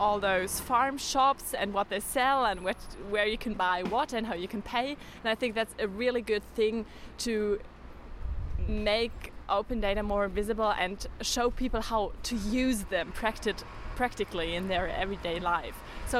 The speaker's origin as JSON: {"language": "English", "town": "Osnabrück", "region": "Lower Saxony", "country": "Germany", "said": "I'm from Osnabrück, which is a very small city in Germany."}